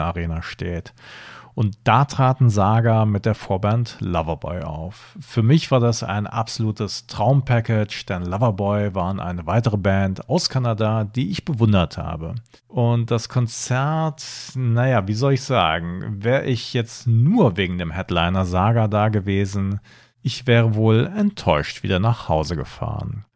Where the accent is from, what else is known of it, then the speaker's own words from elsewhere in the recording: Germany; Ich bin zwar im Rheinland geboren, aber meine Eltern sind zugezogen